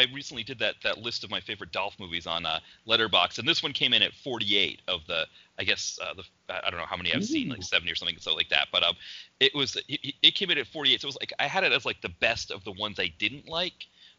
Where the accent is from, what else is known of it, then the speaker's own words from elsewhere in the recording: United States; as an American